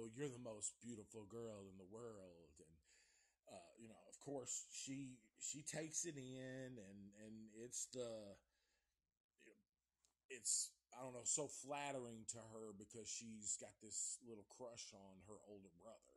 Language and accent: English; Antioch, the South, United States; I'm from the South